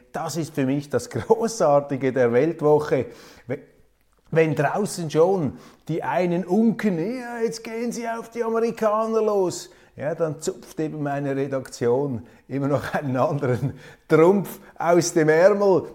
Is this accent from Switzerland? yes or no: yes; Switzerland; Als Schweizer